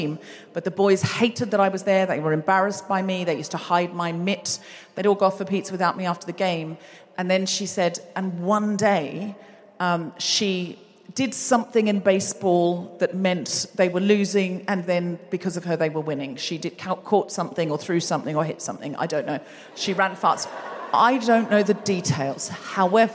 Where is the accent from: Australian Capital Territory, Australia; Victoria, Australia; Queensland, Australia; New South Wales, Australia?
Queensland, Australia; I was raised in Queensland